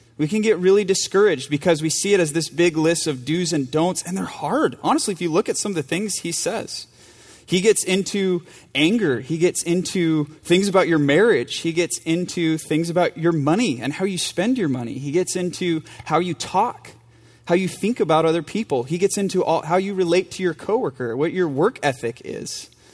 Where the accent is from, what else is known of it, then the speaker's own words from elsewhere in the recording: United States; moved away; my home church and my hometown in front of people who went to high school with me